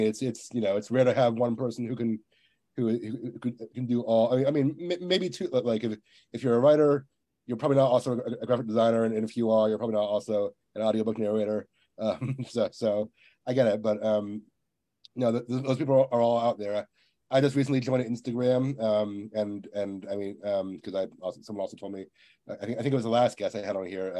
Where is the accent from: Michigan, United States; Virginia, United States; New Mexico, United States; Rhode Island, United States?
Virginia, United States; now in Texas, United States; I'm from Virginia, but I live in Texas now